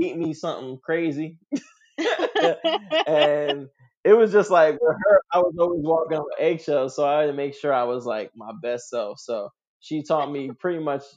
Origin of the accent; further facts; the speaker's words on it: New York City, New York, United States; I grew up in Queens, New York